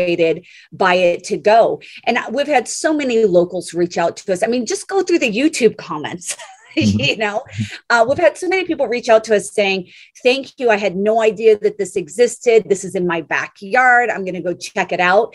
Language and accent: English; the Flathead, Montana, United States; My Montana connection is I was raised here in Montana, up in the Flathead, before it was really discovered.